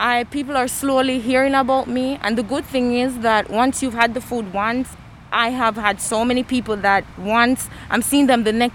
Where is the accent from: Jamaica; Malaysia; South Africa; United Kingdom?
Jamaica; now in Bloomington, United States; As a Jamaican being in Indiana